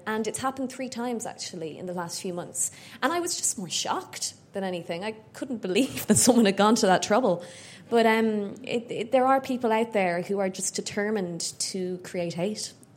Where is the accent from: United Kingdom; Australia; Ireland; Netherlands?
Ireland; growing up in Ireland in the late 80s and 90s